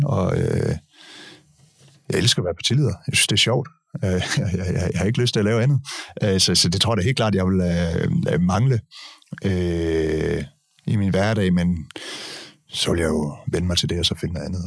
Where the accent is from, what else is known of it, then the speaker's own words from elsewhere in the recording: Denmark; de der velfærdsmyter, som, som vi er opvokset med i Danmark